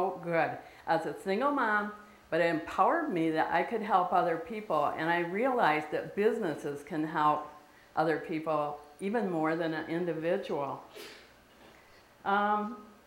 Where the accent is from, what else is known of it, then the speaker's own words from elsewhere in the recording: Lansing, Michigan, United States; I grew up in Michigan, near in the Lansing area